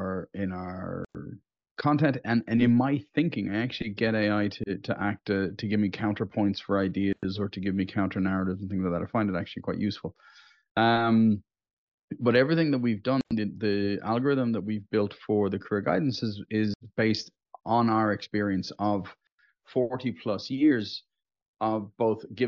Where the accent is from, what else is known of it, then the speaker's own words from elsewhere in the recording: Dublin, Leinster, Ireland; from Dublin in Ireland, which is also known as the center of the known universe